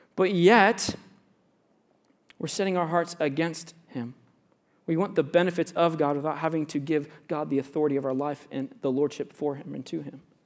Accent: Central Florida, United States; moved away; I grew up in Central Florida

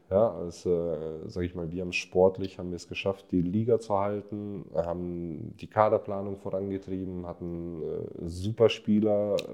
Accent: Munich, Bavaria, Germany; born there; ich fühle mich als, als Deutscher, ich bin in, in München geboren, äh, lebe die ganze Zeit schon hier.

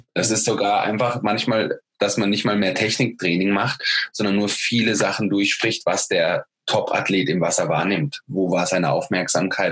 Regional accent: Germany; Ich als Deutscher

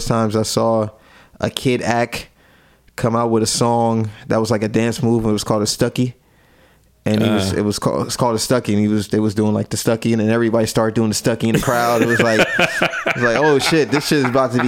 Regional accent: Jamaica; moved away; I'm a Jamaican man

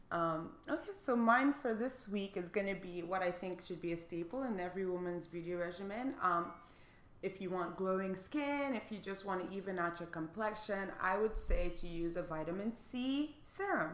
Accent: Lagos, Nigeria; moved away; we grew up in Lagos and like everybody around us was black

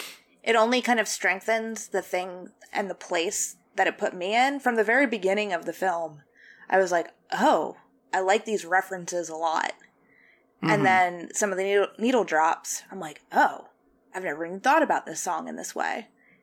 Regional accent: Midwest, United States; I'm from the Midwest, and there are plenty of places like Jupiter's claim

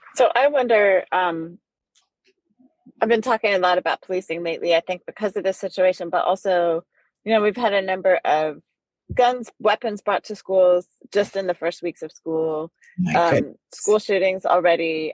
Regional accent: Netherlands; now in United States; I grew up in the Netherlands during apartheid

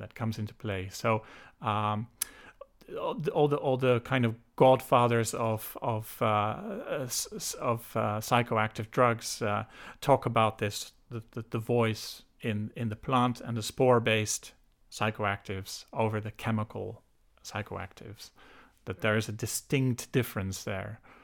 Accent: Netherlands; moved away as an adult; also born or lived in United Kingdom; now in Ireland; I was born and raised in the Netherlands, so I'm Dutch

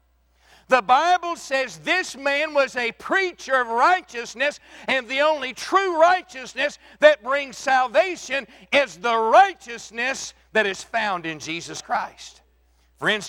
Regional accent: Texas Panhandle, United States; I was born and raised in the Texas Panhandle

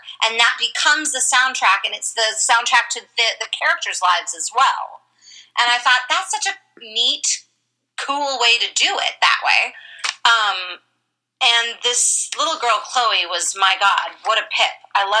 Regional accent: Los Angeles, California, United States; Growing up in Los Angeles and Monterey, and I didn't grow up in Monterey

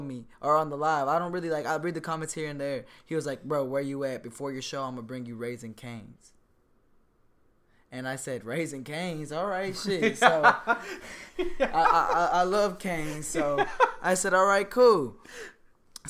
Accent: San Antonio, Texas, United States; I came from Southwest myself.

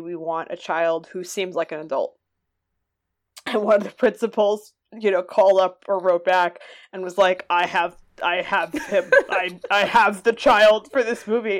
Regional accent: Massachusetts, United States; I am from Massachusetts

